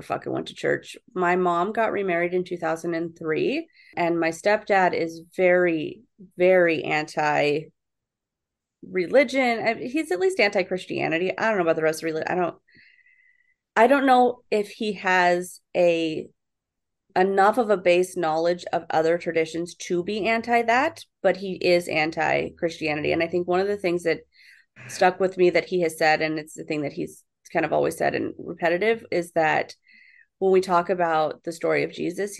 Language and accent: English; San Diego, California, United States; I'm from San Diego